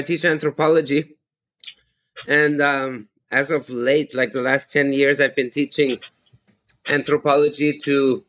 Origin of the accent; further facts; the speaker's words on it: San Francisco Bay Area, California, United States; moved away as an adult; also born or lived in Austria / Palo Alto; now in Madrid, Spain; So I live in Madrid. I'm originally Austrian. I live in Madrid, and I grew up in the San Francisco Bay Area.